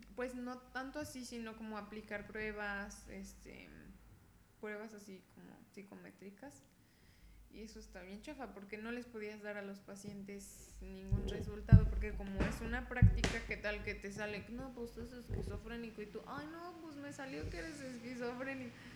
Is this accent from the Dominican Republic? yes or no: no; Mexico